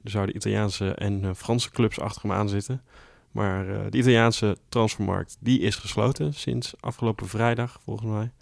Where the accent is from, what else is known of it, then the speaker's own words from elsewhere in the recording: Millingen aan de Rijn, Gelderland, Netherlands; in Millingen hadden we natuurlijk wel de clubs uit de, bij ons uit de polder